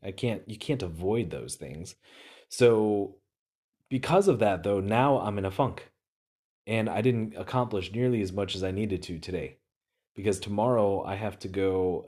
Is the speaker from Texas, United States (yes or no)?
no; Wisconsin, United States; I'm from Wisconsin.